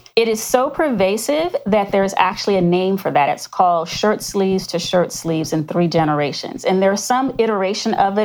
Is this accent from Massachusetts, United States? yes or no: no; Florida, United States; I grew up in Florida, product of the 60s